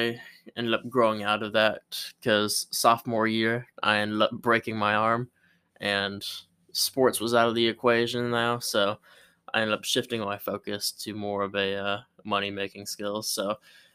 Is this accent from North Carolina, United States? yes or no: no; Pensacola, Florida, United States; I was born in Pensacola, Florida, by two loving parents